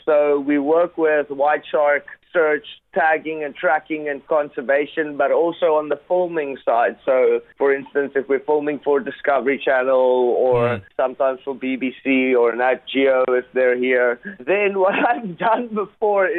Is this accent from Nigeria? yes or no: no; Gansbaai, Western Cape, South Africa; my hometown, which is Gansbaai, and it's actually the capital of great white sharks in the world. It's about 2 hours away from Cape Town. In South Africa.